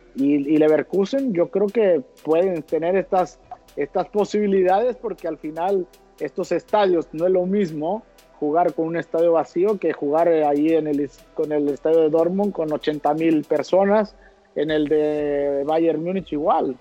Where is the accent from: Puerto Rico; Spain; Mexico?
Mexico; moved away as an adult; acá estamos los mexicanos